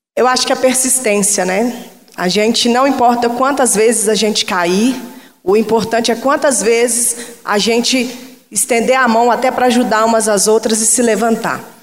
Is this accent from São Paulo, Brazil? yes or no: no; Contagem, Minas Gerais, Brazil; eu cresci naquele local, no Maracanã, em Contagem